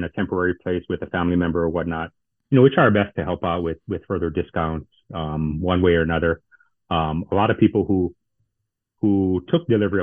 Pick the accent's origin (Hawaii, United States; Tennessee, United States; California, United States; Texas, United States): Hawaii, United States; Kula; He was born and raised in Kula, like myself and my cousin